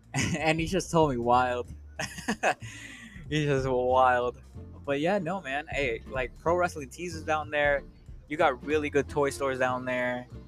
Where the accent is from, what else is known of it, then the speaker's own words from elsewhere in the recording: Melrose Park, Illinois, United States; born there; I found out that I wasn't born in Chicago. I was born in Melrose Park, which I just found this out not too long ago.